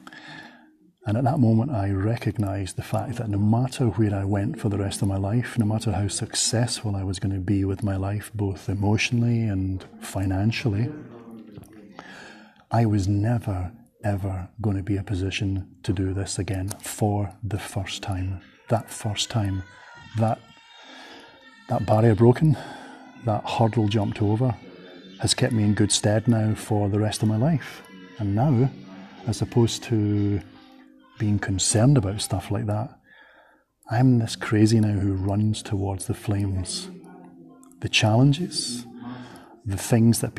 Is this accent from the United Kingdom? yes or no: yes; Glasgow, Scotland, United Kingdom; I'm from sunny Glasgow in Scotland.